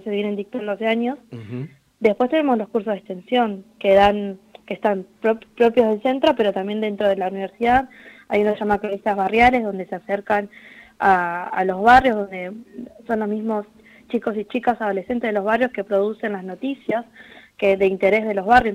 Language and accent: Spanish; Quilmes, Buenos Aires Province, Argentina; yo soy de Quilmes